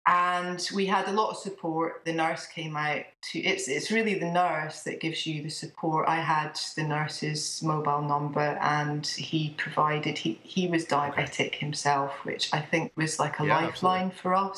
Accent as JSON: {"language": "English", "region": "Scotland", "country": "United Kingdom", "lives_now": "England", "said": "I live in England. I'm actually Scottish, and I've got 3 children."}